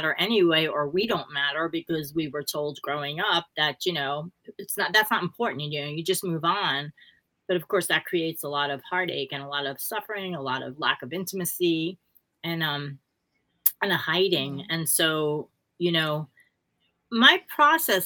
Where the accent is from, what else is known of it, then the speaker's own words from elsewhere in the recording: New York City, New York, United States; growing up in Brooklyn